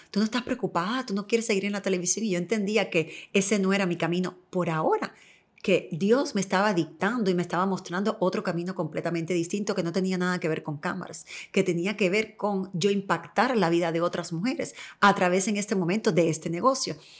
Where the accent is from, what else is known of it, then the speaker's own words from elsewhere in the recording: Cuba; now in United States; yo soy cubana